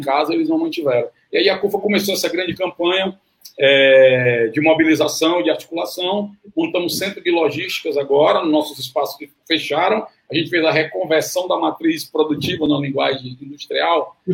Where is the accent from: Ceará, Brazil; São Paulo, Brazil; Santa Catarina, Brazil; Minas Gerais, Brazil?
Ceará, Brazil; Fortaleza; eu sou de Fortaleza